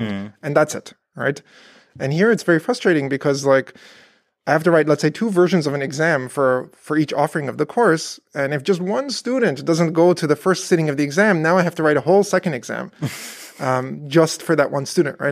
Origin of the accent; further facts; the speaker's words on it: Canada; moved away as an adult; also born or lived in Berkeley, California / Virginia; now in Paderborn, Germany; I grew up in Canada